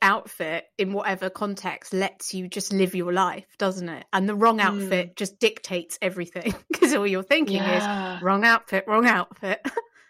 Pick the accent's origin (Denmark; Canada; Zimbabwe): Denmark; I'm from Denmark. That's a hippo on my chest. Let's go.